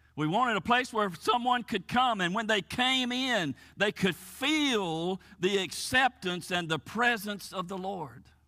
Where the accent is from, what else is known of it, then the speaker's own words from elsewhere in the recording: United States; moved away as an adult; I grew up here in Fayette County, born and raised here, went to school here, graduated from high school here